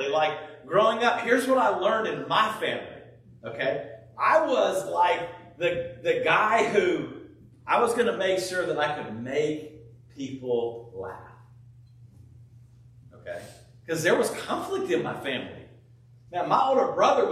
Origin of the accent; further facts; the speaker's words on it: California, United States; I grew up in California